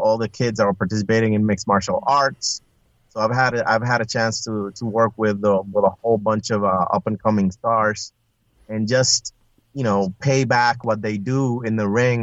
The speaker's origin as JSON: {"language": "English", "country": "Puerto Rico", "also_born_or_lived": "Iowa", "moved": "as an adult", "said": "I was originally from Puerto Rico, but I accepted a job position in Iowa, of all places."}